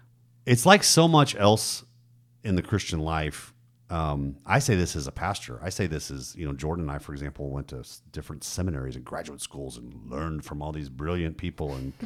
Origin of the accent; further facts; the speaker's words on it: Germany; Like, I grew up in Germany.